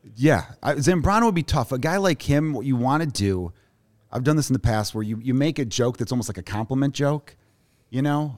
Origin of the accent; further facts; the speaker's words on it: Chicago, Illinois, United States; also born or lived in Los Angeles; I grew up in Chicago, Porch Park neighborhood